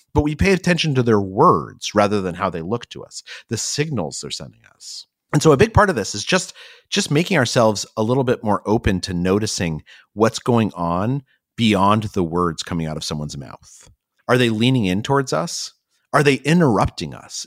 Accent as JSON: {"language": "English", "town": "Albuquerque", "region": "New Mexico", "country": "United States", "tie": "born or raised there", "moved": "yes", "said": "I actually grew up in Albuquerque, New Mexico"}